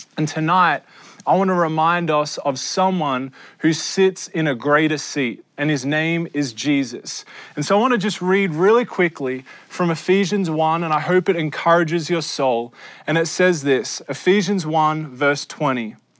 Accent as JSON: {"language": "English", "country": "Australia", "moved": "yes", "lives_now": "United States", "said": "I am an Australian. This is my, an Australian passport, and I love Australia. I live in your country, America."}